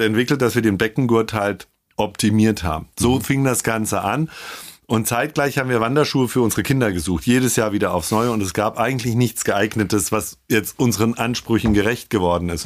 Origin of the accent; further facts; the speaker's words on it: Hesse, Germany; now in Ingolstadt, Germany; ich bin Hesse